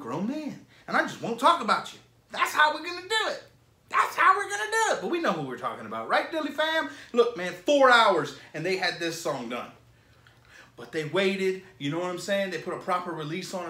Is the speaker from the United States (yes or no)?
yes; Florida, United States; I'm from Florida, bro. I am from Florida.